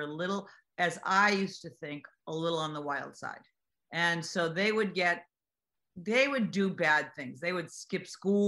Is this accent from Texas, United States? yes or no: no; Boston, Massachusetts, United States; I was born in Boston, Massachusetts